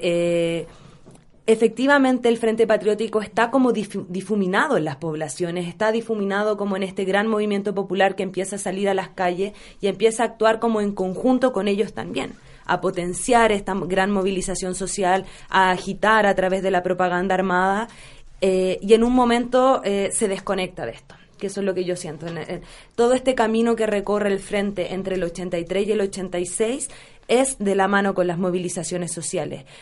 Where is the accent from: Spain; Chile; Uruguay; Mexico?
Chile; tenemos como chilenos